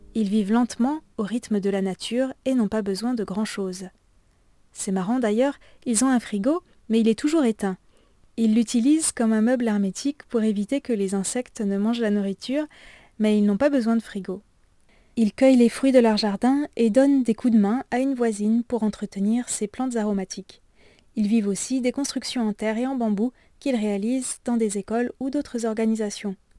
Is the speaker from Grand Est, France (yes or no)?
yes; Alsace, Grand Est, France; mon village natal en Alsace